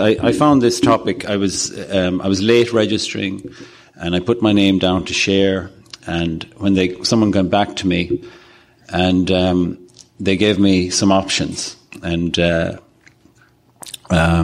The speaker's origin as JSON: {"language": "English", "country": "Ireland", "said": "I'm a sexaholic from Ireland"}